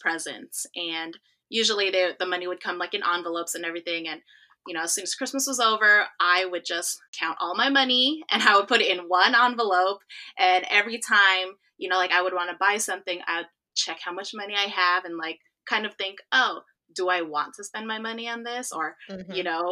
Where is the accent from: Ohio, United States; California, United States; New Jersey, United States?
California, United States; also born or lived in South Korea; I'm originally from California, and I'm currently here now. But I spent the last 4 years living in South Korea teaching English.